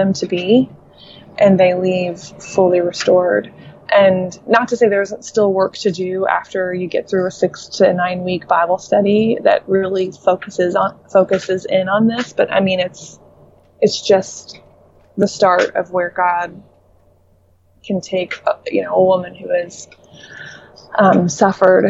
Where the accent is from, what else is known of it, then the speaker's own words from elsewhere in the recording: Indiana, United States; moved away; also born or lived in Dallas; I'm from Indiana